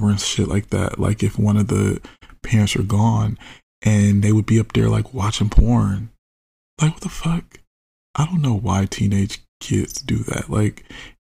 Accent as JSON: {"language": "English", "country": "United States", "said": "I'm an American"}